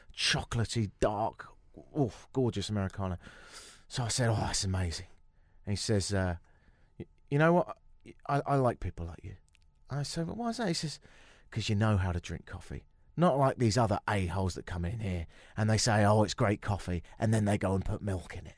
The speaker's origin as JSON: {"language": "English", "region": "London", "country": "United Kingdom", "said": "I can speak as a Londoner"}